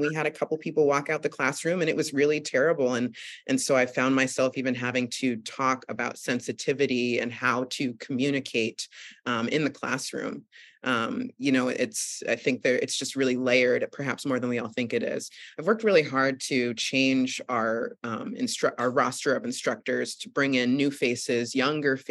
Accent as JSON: {"language": "English", "town": "Boston", "region": "Massachusetts", "country": "United States", "tie": "born or raised there", "also_born_or_lived": "New York City", "moved": "as an adult", "lives_now": "upstate New York, United States", "said": "I grew up in the suburbs of Boston too"}